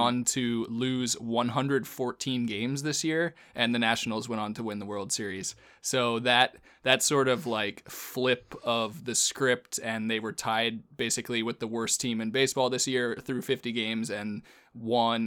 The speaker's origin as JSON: {"language": "English", "region": "Northern Virginia", "country": "United States", "tie": "born or raised there", "moved": "yes", "said": "I grew up in Northern Virginia"}